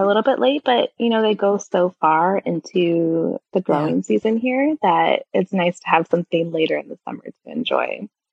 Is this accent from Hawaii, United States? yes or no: no; California, United States; moved away; I grew up in California.